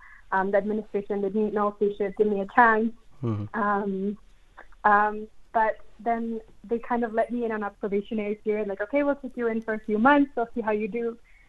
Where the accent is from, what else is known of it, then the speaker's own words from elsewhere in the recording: Saskatoon, Saskatchewan, Canada; moved away as an adult; now in Paraguay; My parents kind of pushed me to go into French immersion when I was a kid. In my city in Saskatoon, they had late immersion programs.